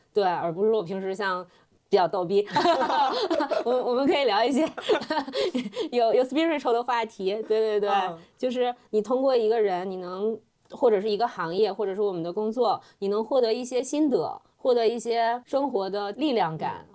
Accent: China; now in London, United Kingdom; 按照我们中国人的想法

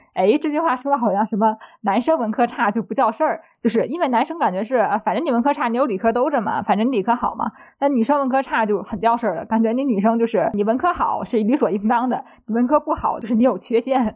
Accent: Tianjin, China; 我作为一个天津人

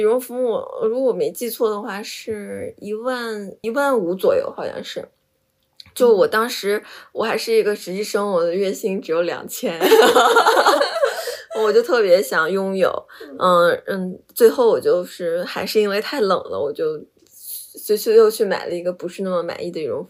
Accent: Jilin, China; 我们都是吉林人啊，然后所以就基因比较相似嘛。

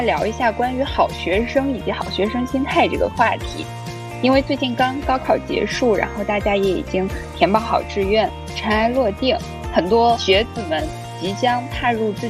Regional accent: China; moved away as an adult; also born or lived in Shanghai; 我们都是来自于国内一个四五线的小城市

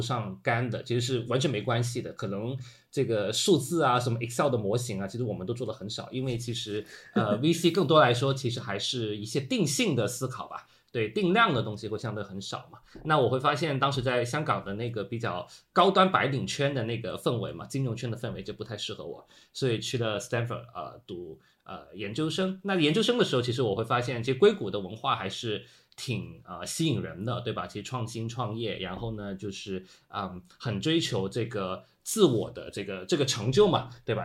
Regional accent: Guangzhou, Guangdong, China; moved away as an adult; also born or lived in Hong Kong; 因为我是广州人嘛，从广州去香港上学比较近

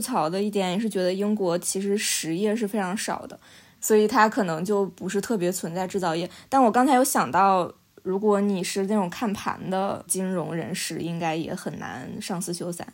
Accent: China; now in London, United Kingdom; 我们中国人

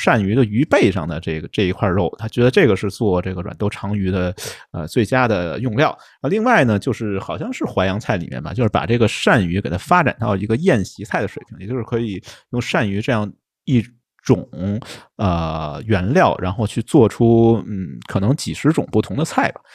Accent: Beijing, China; accent: Beijing dialect; 用北京话说

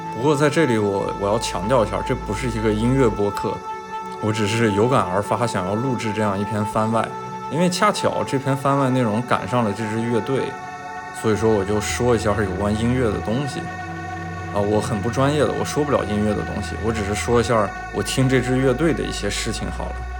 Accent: Shanxi, China; moved away; 我老家是山西， 然后我们山西其实有非常多的文物

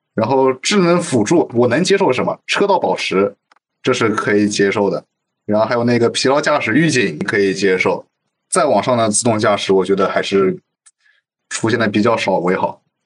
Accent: Shanghai, China; 作为土生土长的上海人

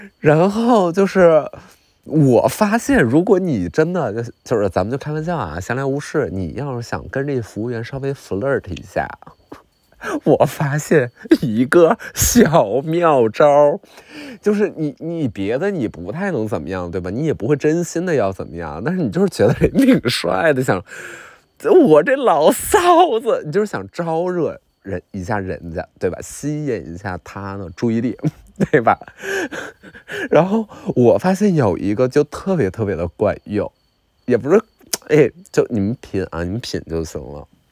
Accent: Qiqihar, Heilongjiang, China; moved away; 东北的齐哈尔人

